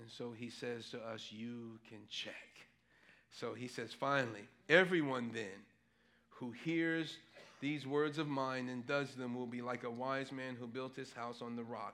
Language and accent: English; New York City, New York, United States; growing up in Manhattan, no, growing up in New York City, in Manhattan